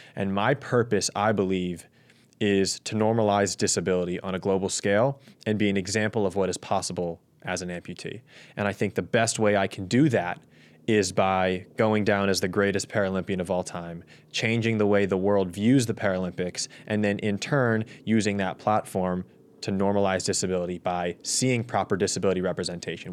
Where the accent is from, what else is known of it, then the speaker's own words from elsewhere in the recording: Los Angeles, California, United States; my hometown, home city, at L A twenty-eight